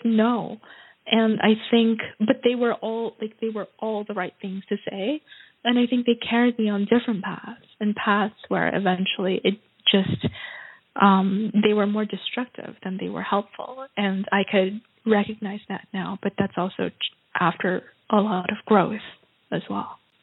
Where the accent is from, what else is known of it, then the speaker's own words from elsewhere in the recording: New York, United States; now in Vienna, Austria; I come from New York where you like you walk on the street